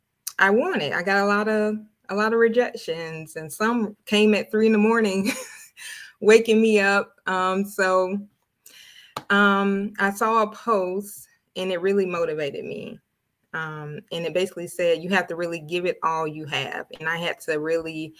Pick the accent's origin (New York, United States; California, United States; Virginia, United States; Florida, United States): Florida, United States; Tallahassee; I'm from the small town of Tallahassee, Florida